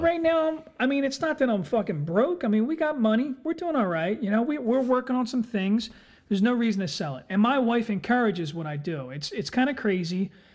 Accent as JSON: {"language": "English", "town": "Philadelphia", "region": "Pennsylvania", "country": "United States", "said": "I'm from Philadelphia"}